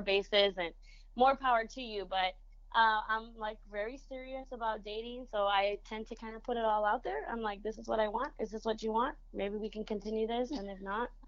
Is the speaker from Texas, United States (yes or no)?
yes; San Antonio, Texas, United States; first language Spanish; English is a second language; also born or lived in Monterrey, Mexico; we ended up coming to San Antonio